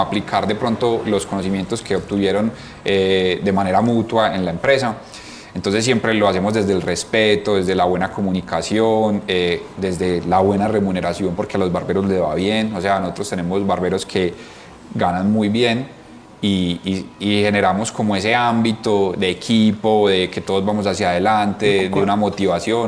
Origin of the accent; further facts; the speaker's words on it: Colombia; nosotros somos súper orgullosos de ser 100% colombianos